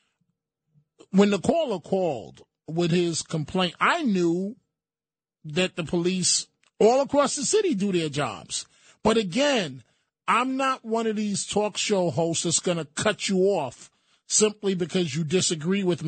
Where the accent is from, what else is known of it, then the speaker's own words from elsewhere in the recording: New York City, New York, United States; growing up in the Bronx